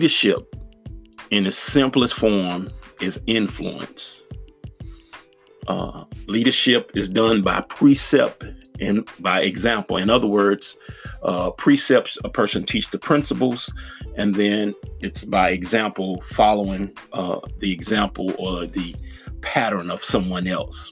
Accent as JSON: {"language": "English", "town": "Nashville", "region": "Tennessee", "country": "United States", "tie": "born or raised there", "said": "my hometown. I'm from Nashville, Tennessee"}